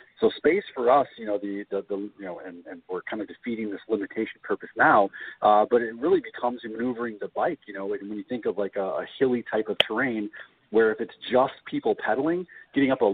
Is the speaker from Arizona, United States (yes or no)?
no; Minneapolis, Minnesota, United States; we're located in Minneapolis, Minnesota, and that's our home office and also where I've been born and raised